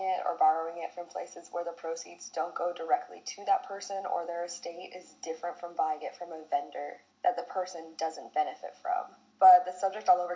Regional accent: United States; as an American

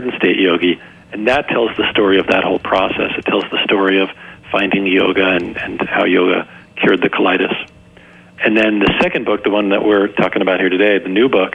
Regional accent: New Jersey, United States; I grew up in New Jersey

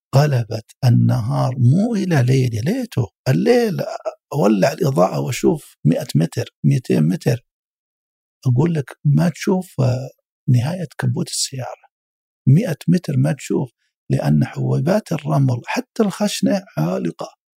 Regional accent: Saudi Arabia; عندنا في السعودية

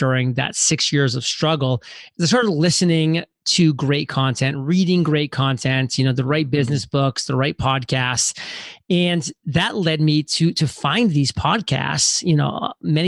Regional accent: Maine, United States; moved away as an adult; I'm from Maine, very small, tiny town, spent the first 18 years there

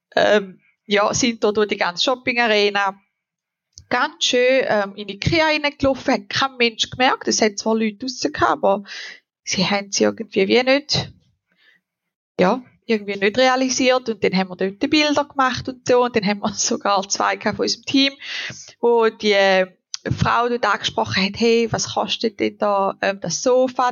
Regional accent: Switzerland; bei uns in der Schweiz

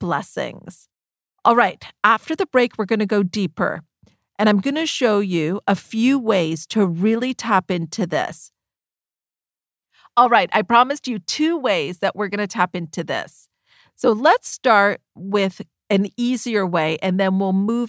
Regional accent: Canada; myself and my brother were born here in Canada.

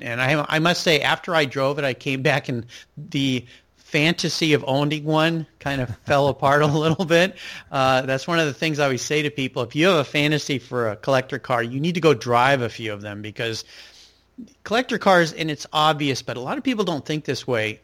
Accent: Southern California, United States; now in Pacific Northwest, United States; where I grew up in Southern California

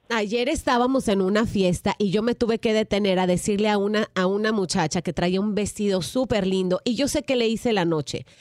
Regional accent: Mexico; yo soy mexicana

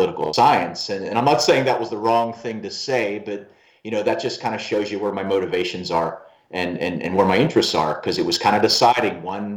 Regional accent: Pittsburgh, Pennsylvania, United States; moved away; I was born in Pittsburgh, Pennsylvania, and I traveled a lot of places in the country

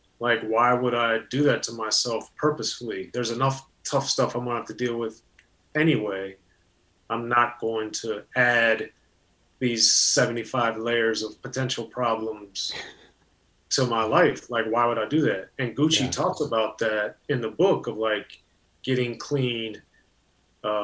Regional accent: Maryland, United States; growing up in Maryland in a very racially, culturally, and economically diverse area.

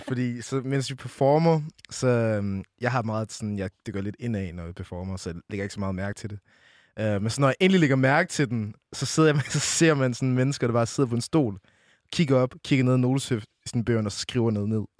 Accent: Brønderslev, North Denmark Region, Denmark; Jeg kommer oprindeligt fra Brønderslev, 2700

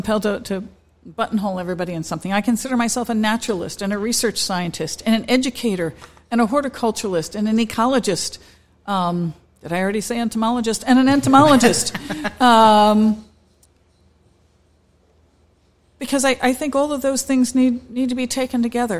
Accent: Delaware, United States; also born or lived in North Carolina; I'm originally from Delaware.

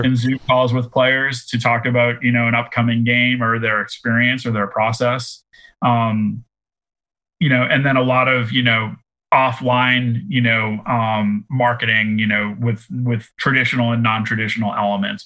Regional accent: Boston, Massachusetts, United States; I'm from Boston

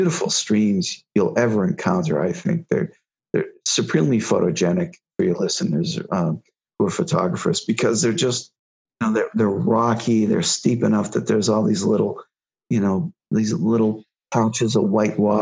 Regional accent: New England, United States; moved away; I grew up in New England and hiked there for years, and I still go back there every summer to visit family

